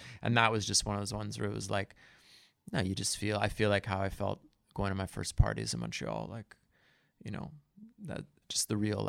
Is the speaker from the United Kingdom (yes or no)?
no; India; also born or lived in Goa; It could, yeah, I grew up in India, you know. I spent a lot of time in Goa.